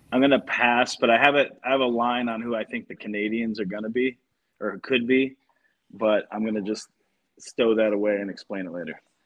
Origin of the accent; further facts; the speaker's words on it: Detroit, Michigan, United States; I'm from Detroit